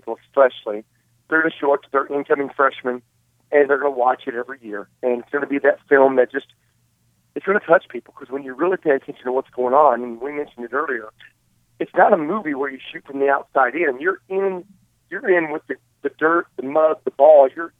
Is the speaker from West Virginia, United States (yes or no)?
yes; Princeton, West Virginia, United States; moved away; I was doing a premiere in my hometown of Princeton, West Virginia.